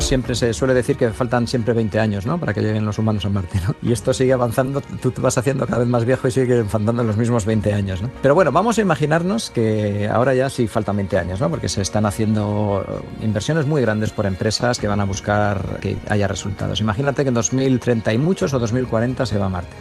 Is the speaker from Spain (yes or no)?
yes; Burgos, Castile and León, Spain; yo soy de Burgos y, paseo muchas veces por Atapuerca